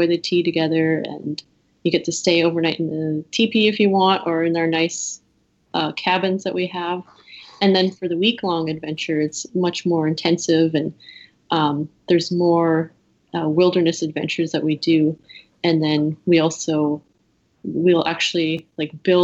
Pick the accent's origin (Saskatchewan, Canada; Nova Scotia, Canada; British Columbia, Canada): Saskatchewan, Canada; Cumberland House; my hometown Cumberland House